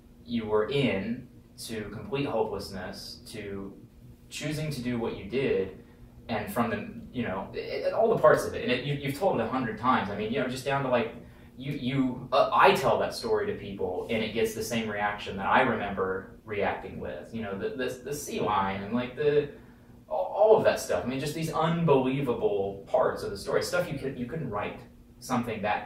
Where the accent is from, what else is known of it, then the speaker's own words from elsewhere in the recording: Topeka, Kansas, United States; I'm from Kansas City, originally Topeka, Kansas.